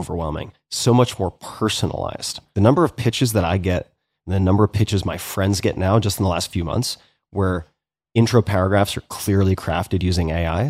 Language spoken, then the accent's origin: English; New York, United States; We all know Modell's. Growing up on Long Island, yeah.